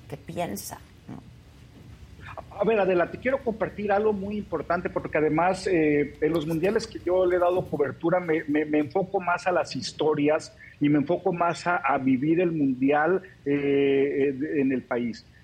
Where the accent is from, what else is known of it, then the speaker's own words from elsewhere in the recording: Mexico; La gente es muy amable, la gente te atiende, les da gusto, te dice México, México, y saben que somos los mexicanos.